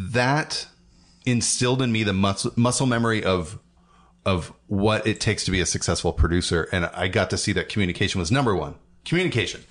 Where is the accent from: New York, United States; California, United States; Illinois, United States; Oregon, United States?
Oregon, United States; Portland; I grew up in the suburbs.